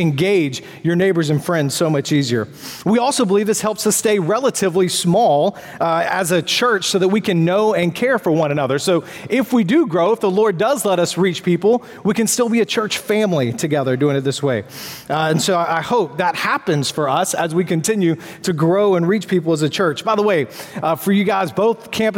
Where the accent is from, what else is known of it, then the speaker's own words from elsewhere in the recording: the South, United States; accent: southern; now in Charlotte, United States; my southern accent